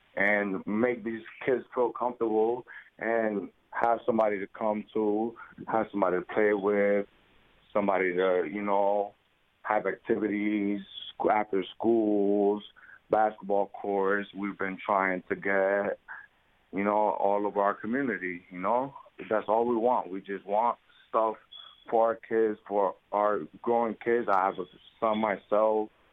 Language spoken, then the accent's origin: English; Bridgeport, Connecticut, United States; also born or lived in Puerto Rico; I was born in Puerto Rico. I was brought to Bridgeport, Connecticut at the age of one years old um, with my grandmother um, lived here all my life